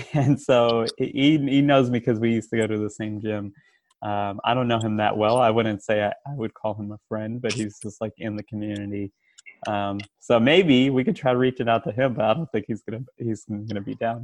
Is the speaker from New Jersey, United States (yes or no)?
no; Bay Area, California, United States; also born or lived in Richmond, California; now in Davis, United States; Grew up in the Bay Area. I lived out in Richmond. Right now I'm living out in Davis